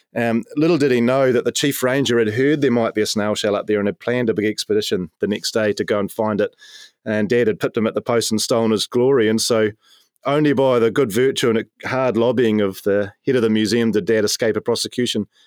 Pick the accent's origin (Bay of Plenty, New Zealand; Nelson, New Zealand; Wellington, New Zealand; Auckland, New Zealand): Nelson, New Zealand; I grew up in the shadow of Maunga Tapu, drinking the waters of the Maitai River. Uh, I'm from Nelson in the top